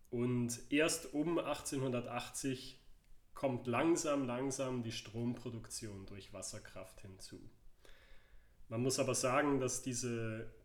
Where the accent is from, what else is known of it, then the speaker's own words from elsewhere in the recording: Herisau, Appenzell Ausserrhoden, Switzerland; Herisau, mein Heimatort